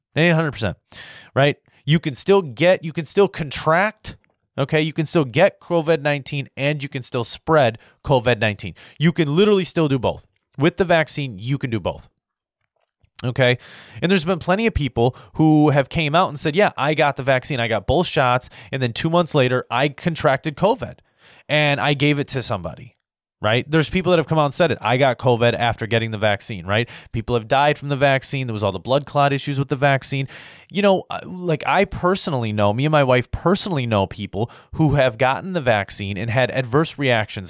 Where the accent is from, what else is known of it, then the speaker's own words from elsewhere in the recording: United States; as an American